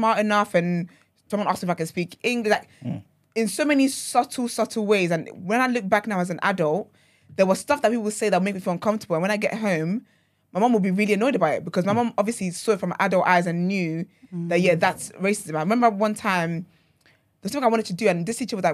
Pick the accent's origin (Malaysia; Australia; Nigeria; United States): Nigeria; now in England, United Kingdom; I grew up in Nigeria and then I moved here